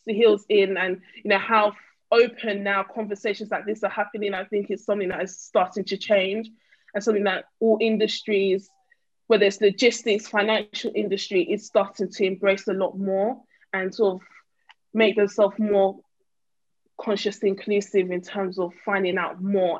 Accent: East of England, United Kingdom; also born or lived in North London / East London; I was born in North London and, you know, raised in Essex / East London

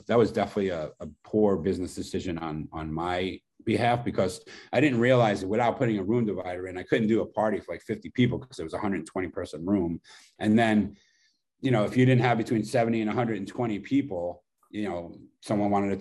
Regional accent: New York City, New York, United States; it's my hometown, Brooklyn

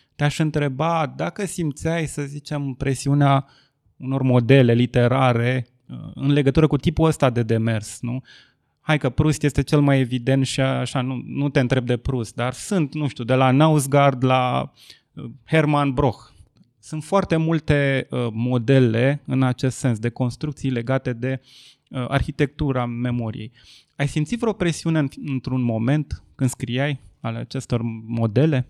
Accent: Ploiești, Prahova, Romania; eu nu sunt bucureștean, eu sunt ploieștean

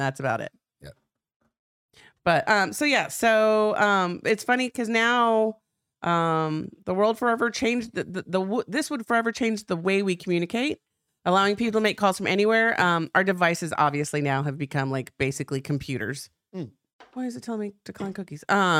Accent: Texas, United States; I like how when I get all trashy, I'm like from South Texas.

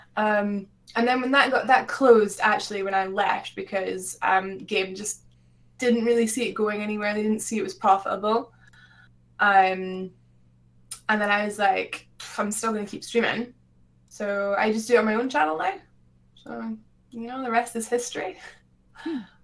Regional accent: Scotland, United Kingdom; I'm from Scotland

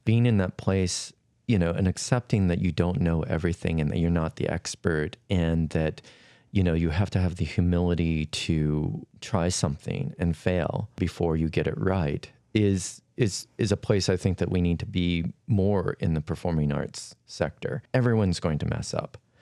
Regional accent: Flathead Reservation, western Montana, United States; I was born and raised on the Flathead Reservation in western Montana

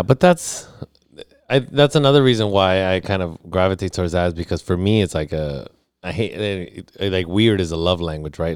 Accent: Los Angeles, California, United States; moved away; also born or lived in National City, California / Studio City, California; I was born in South Central

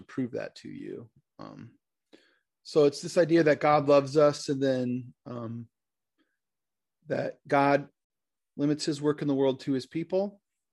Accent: Michigan, United States; now in Fort Wayne, United States; I'm from Michigan. I grew up as a pastor's kid up there. I happen to live right now in Fort Wayne, Indiana

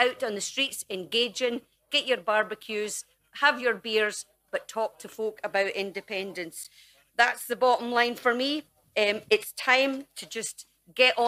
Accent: Dumfries, Scotland, United Kingdom; the streets of my hometown

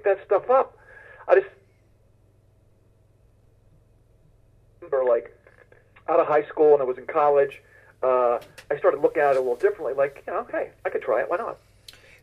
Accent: Bucks County, Pennsylvania, United States; I grew up in Bucks County, Pennsylvania. I lived in Langhorne, Levittown

